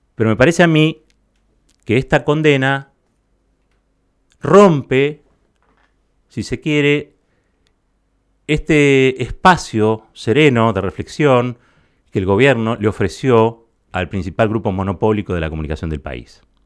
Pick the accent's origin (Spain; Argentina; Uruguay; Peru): Argentina; mi país